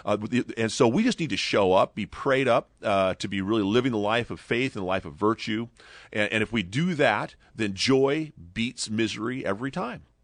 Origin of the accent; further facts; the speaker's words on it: Ventura, California, United States; in Ventura, my hometown